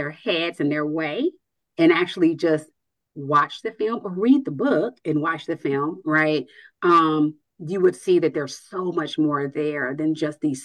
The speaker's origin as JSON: {"language": "English", "town": "Nashville", "region": "Tennessee", "country": "United States", "moved": "yes", "lives_now": "Atlanta, United States", "said": "I'm from Nashville"}